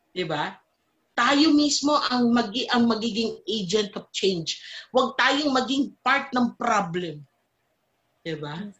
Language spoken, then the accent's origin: Tagalog; Philippines; bilang isang Pilipino